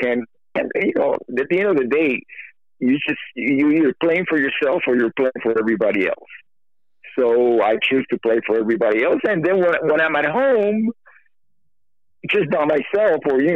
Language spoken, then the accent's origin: English; Miami, Florida, United States; moved away as an adult; growing up in Miami